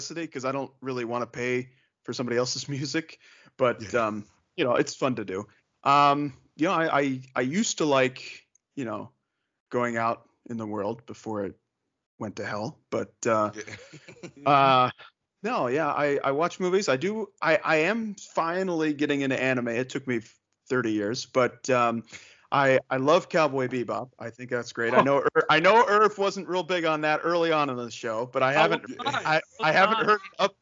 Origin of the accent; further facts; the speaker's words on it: Northeast Ohio, United States; I grew up in Northeast Ohio